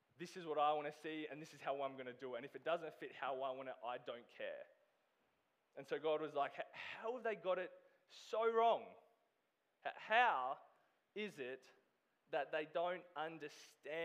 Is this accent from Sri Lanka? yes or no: no; Australia; moved away as an adult; I am originally from Australia.